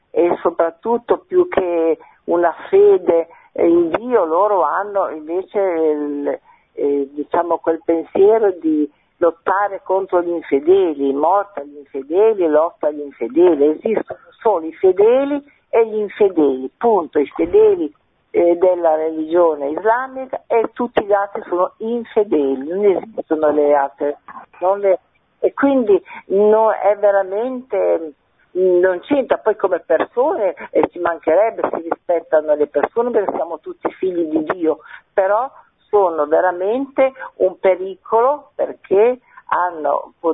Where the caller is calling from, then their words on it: Genoa, Liguria, Italy; Sì, sono da Genova